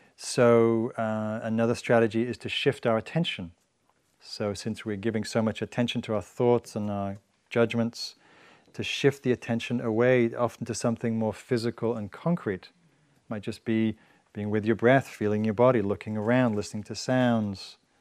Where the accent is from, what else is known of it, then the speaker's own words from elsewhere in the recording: England, United Kingdom; moved away; I'm from England